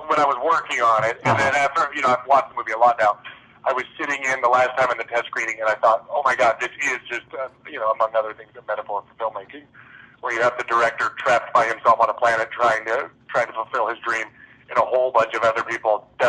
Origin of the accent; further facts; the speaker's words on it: Los Alamos, New Mexico, United States; I grew up in Los Alamos, New Mexico, which is just a town of scientists.